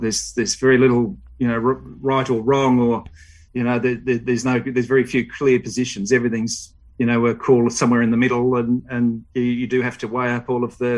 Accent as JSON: {"language": "English", "town": "Melbourne", "region": "Victoria", "country": "Australia", "tie": "born or raised there", "moved": "as an adult", "lives_now": "Dubai, United Arab Emirates", "said": "I grew up in Vermont, out in the eastern suburbs"}